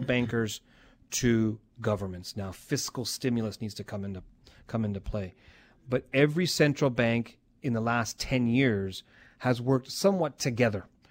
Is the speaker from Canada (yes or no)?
yes; Calgary, Alberta, Canada; I said, "Calgary."